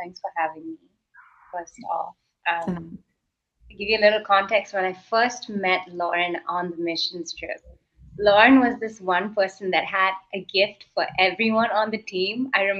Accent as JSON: {"language": "English", "country": "Kuwait", "tie": "born or raised there", "said": "The Middle East, I specifically grew up in Kuwait."}